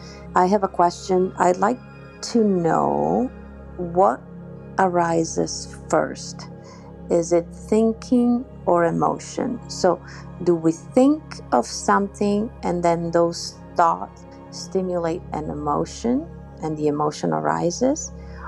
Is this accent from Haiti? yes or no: no; Italy; I'm originally from Italy.